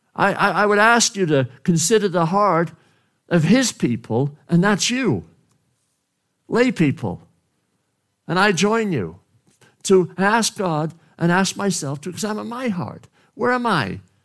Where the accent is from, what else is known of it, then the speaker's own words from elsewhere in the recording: Wales, United Kingdom; moved away; from Wales, my country, my home country